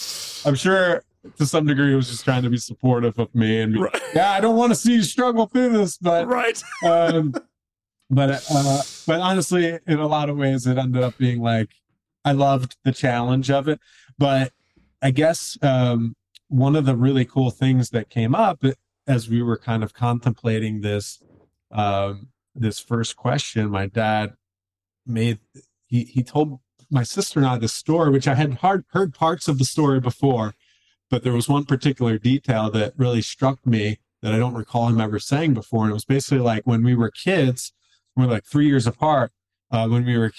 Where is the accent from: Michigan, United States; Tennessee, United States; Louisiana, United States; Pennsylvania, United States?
Pennsylvania, United States; Philadelphia; now in Asheville, United States; I'm originally from the Philly area.